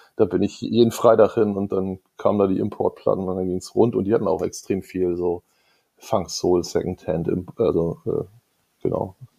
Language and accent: German; Norderstedt, Schleswig-Holstein, Germany; ich komme ja aus der Vorstadt Norderstedt und auf unserer Schule gab es vielleicht vier, fünf Leute, die Hip-Hop gut fanden